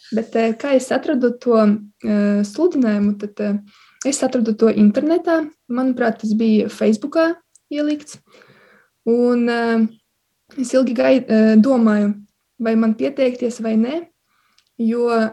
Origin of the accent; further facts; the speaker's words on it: Silene, Augšdaugava Municipality, Latvia; moved away as an adult; now in Riga, Latvia; Es eh, nāku no Latvijas puses, no maza ciematiņa Silenes. Eh, tas ir pie Baltkrievijas robežas